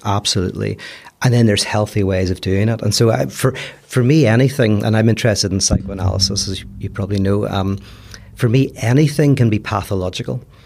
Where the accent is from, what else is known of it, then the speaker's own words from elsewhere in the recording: Belfast, Northern Ireland, United Kingdom; accent: Belfast; moved away as an adult; also born or lived in United States; now in Los Angeles, United States; fifteen years, and I still sound like I'm from Belfast